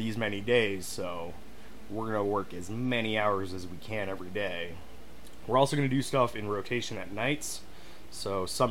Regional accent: Florida, United States; born there; also born or lived in Canada / Massachusetts / Montana; No. So, I was born in Florida.

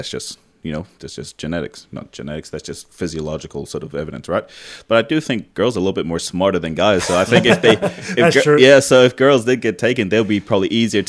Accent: Tonga; moved away; Like growing up in Tonga

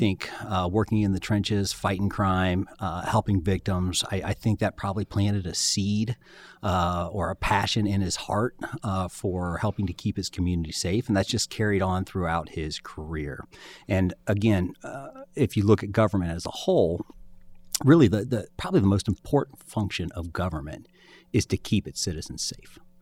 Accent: Springfield, Ohio, United States; I had, I had grown up in, in Clark County.

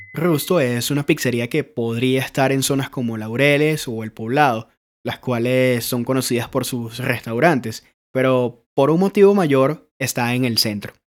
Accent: Los Teques, Miranda, Venezuela; now in Medellín, Colombia; Crecí cerca de uno en Los Teques

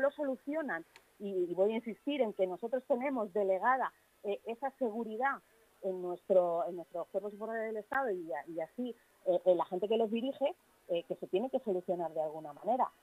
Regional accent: Leganés, Community of Madrid, Spain; Yo soy vecina de Arroyo Culebro

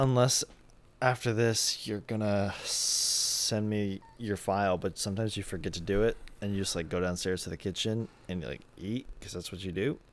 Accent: United States; I'm American

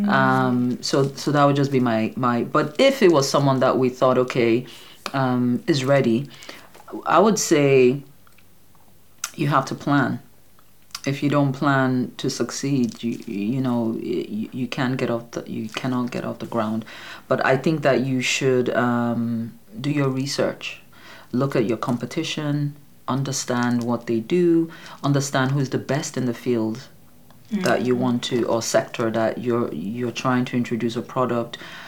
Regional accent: Nigeria; We're Igbo.

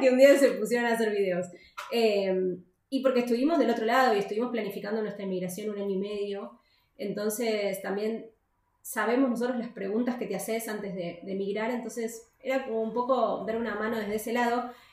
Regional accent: Buenos Aires, Argentina; moved away as an adult; now in Alicante, Spain; nosotros somos de Buenos Aires, nunca vivimos al lado del mar.

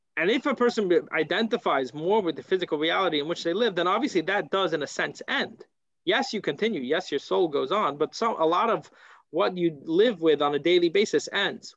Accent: United States; moved away; I come from America

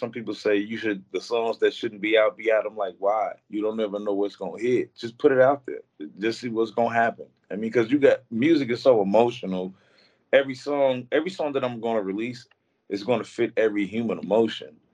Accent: Ruston, Louisiana, United States; also born or lived in Vallejo, California; now in Texas, United States; No, sir. I'm from uh, Ruston, Louisiana, and I also say I'm from Vallejo, California, because I spent so many years in Vallejo, so it's like I'm um, a mixed breed.

